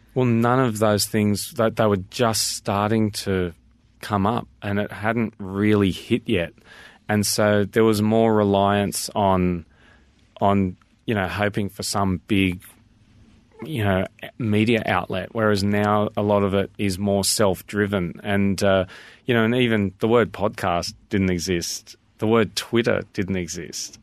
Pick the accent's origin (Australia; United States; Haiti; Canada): Australia; I'm very Australian